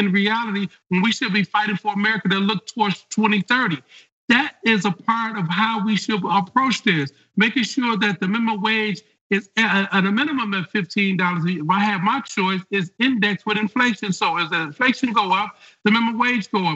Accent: Detroit, Michigan, United States; I grew up in Detroit

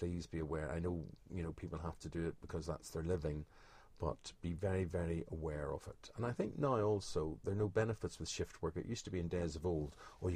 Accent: Belfast, Northern Ireland, United Kingdom; When I was growing up in Belfast

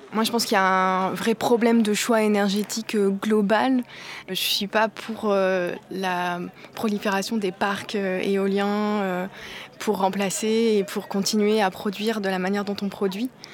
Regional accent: Cotentin, Normandy, France; je viens du Cotentin

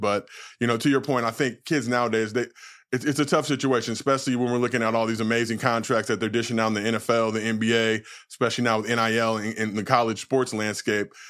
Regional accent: Los Angeles, California, United States; I grew up in Los Angeles

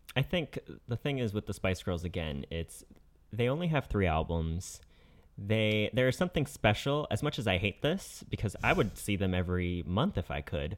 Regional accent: Connecticut, United States; I'm from Connecticut

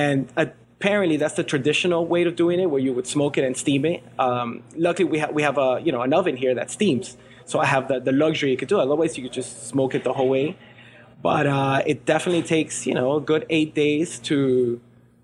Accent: Miami, Florida, United States; also born or lived in Venezuela; grew up in Miami

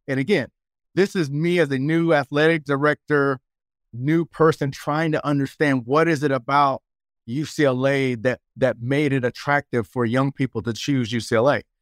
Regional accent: Fayetteville, North Carolina, United States; moved away as an adult; also born or lived in Michigan; now in Los Angeles, United States; I'm a kid from Fayetteville, North Carolina

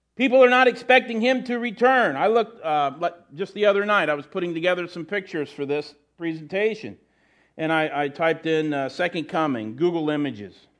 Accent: United States; As Americans

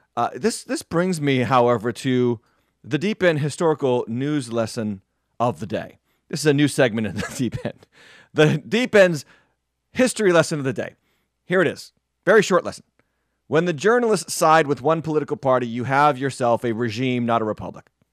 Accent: New England, United States; I'm from New England. Obviously, I am, uh, uh, uh, you know, a longtime New Englander

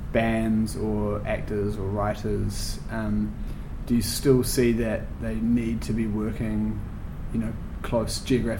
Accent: Wellington, New Zealand; local publication focused on a motorway extension in Wellington, which is where we're both from. I'm half from Wellington.

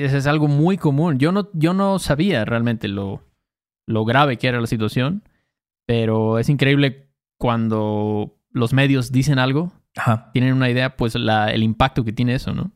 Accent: Mexico; soy mexicano

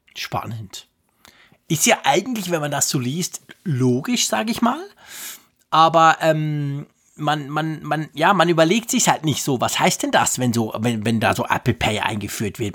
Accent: Switzerland; als Schweizer

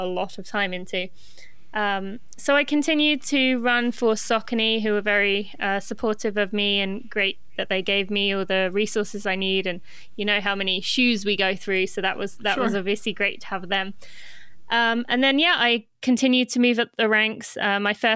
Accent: England, United Kingdom; moved away as an adult; now in Lexington, United States; I am from Great Britain, but I actually live in the US. I live in Lexington, Kentucky

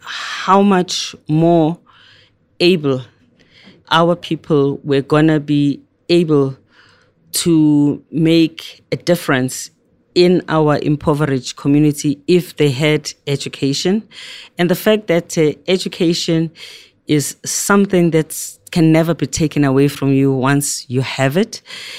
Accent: South Africa; we had lots of political prisoners in South Africa. We had lots of people that were in exile.

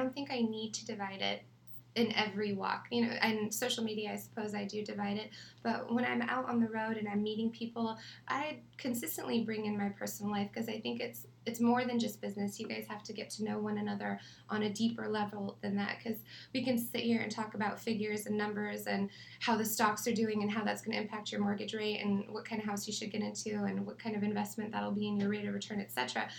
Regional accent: Riverside, California, United States; Oh, Riverside.

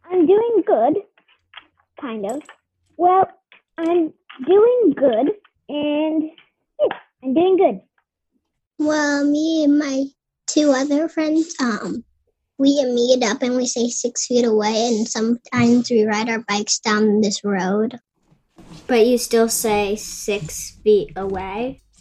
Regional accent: Brooklyn, New York, United States; I'm from Brooklyn, and this is my sister, Ale.

